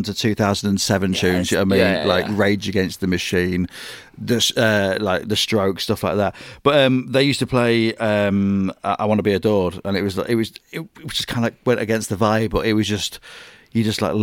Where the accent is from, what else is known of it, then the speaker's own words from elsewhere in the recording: Grimsby, Yorkshire and the Humber, United Kingdom; moved away; growing up in Grimsby